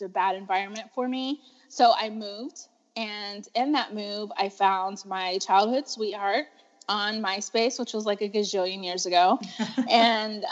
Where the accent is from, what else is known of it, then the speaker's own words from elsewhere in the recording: Texas, United States; I was born and raised in Texas